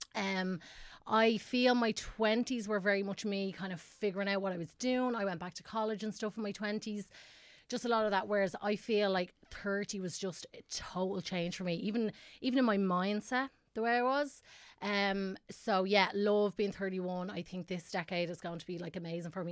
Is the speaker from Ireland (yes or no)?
yes; Tallaght, Leinster, Ireland; I'm from Tala originally, and I, uh, my family moved out of Tala, like, a long